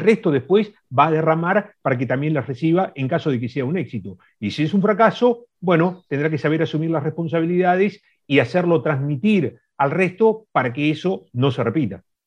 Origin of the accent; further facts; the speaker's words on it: Argentina; nosotros como argentinos